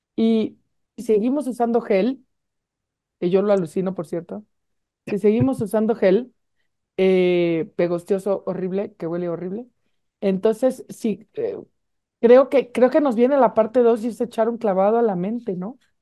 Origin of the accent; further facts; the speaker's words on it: Mexico; estamos deprimidos los mexicanos